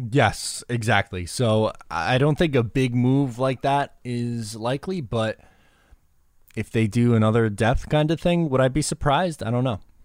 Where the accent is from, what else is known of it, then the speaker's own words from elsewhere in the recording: Long Island, New York, United States; I'm from Long Island